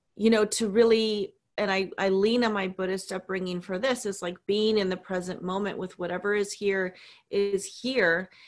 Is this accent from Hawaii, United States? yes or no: yes; Hawaii, United States; we were raised in Hawaii